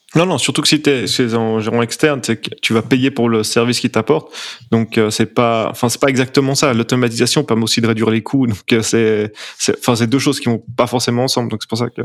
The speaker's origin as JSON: {"language": "French", "region": "Geneva", "country": "Switzerland", "said": "je suis genevois"}